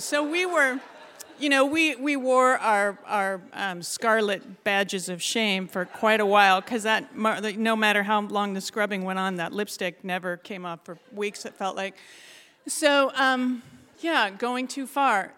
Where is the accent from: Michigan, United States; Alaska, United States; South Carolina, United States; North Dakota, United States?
Alaska, United States; Ketchikan; I was born and raised down in Ketchikan